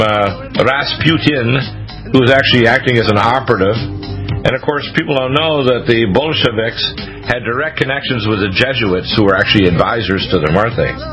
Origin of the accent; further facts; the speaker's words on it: Canada; moved away as an adult; also born or lived in Detroit, Michigan, United States; now in United States; I lived the first half of my life in America, in Canada.